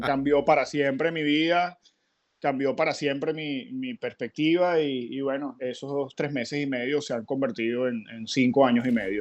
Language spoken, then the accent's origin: Spanish; San Felipe, Yaracuy, Venezuela; moved away as an adult; now in Miami, United States; mi vínculo con, con mi ciudad natal